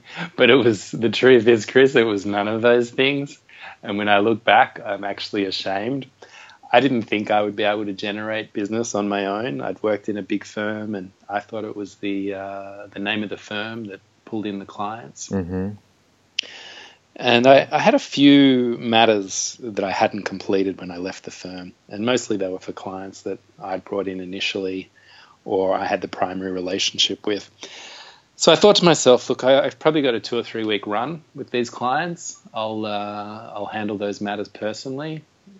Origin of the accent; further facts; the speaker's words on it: Byron Bay, New South Wales, Australia; moved away; From Byron Bay, my hometown in Australia